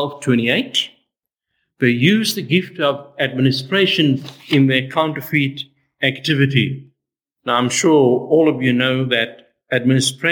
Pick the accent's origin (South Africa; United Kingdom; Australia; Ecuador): South Africa; I grew up in South Africa